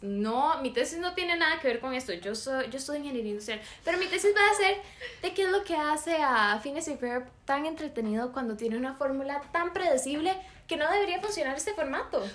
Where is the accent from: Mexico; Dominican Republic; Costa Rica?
Costa Rica; San José; Yo soy de San José.